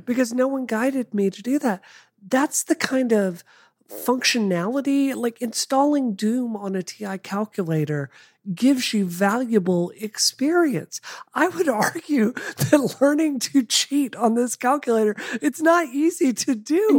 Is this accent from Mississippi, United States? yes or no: yes; Mississippi, United States; I grew up in Mississippi.